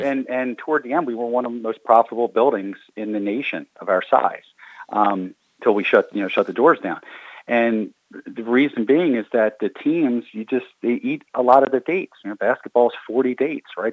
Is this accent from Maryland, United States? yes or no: yes; Baltimore, Maryland, United States; I'm from Baltimore